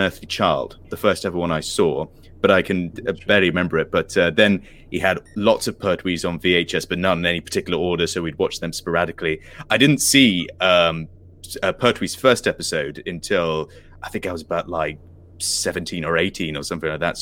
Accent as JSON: {"language": "English", "area": "Isle of Wight", "region": "South East England", "country": "United Kingdom", "tie": "born or raised there", "said": "when I was a child, I was growing up in Isle of Wight"}